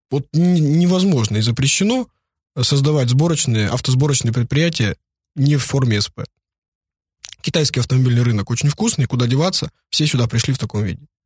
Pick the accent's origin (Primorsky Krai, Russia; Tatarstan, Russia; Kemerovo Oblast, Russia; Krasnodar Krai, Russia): Primorsky Krai, Russia; Vladivostok; Ну вот я вырос в Владивостоке, я бы, например, уже давно бы что-нибудь привез леворульное, там, с пробегом по Японии 10 тысяч километров.